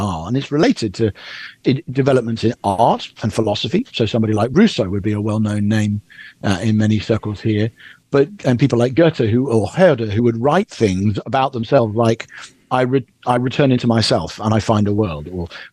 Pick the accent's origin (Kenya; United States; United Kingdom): United Kingdom; as a Brit